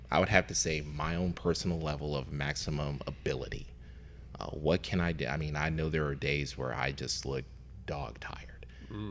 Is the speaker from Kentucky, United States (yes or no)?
yes; Lexington, Kentucky, United States; also born or lived in Louisville, Kentucky; Originally from Lexington, uh, Lexington, uh, born and raised and went to college in Louisville